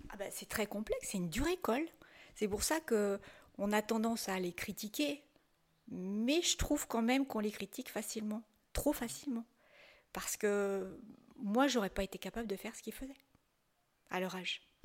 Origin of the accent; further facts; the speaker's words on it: Saint-Étienne, Auvergne-Rhône-Alpes, France; je suis stéphanoise